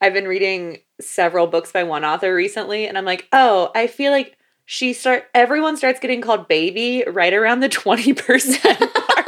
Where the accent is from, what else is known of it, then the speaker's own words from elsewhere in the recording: Florida, United States; growing up in Florida